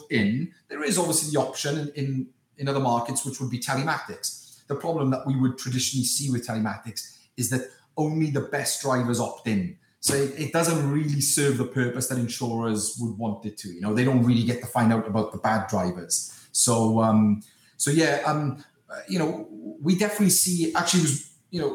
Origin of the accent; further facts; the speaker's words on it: Wales, United Kingdom; moved away; my hometown in Wales